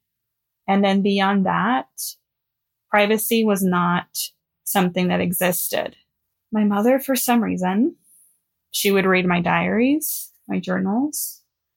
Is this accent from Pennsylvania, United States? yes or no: no; Los Angeles, California, United States; I am from Los Angeles, born and raised.